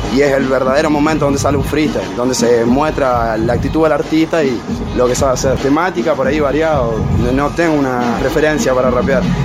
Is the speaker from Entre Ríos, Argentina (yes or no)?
yes; Concepción del Uruguay, Entre Ríos, Argentina; soy de Concepción del Uruguay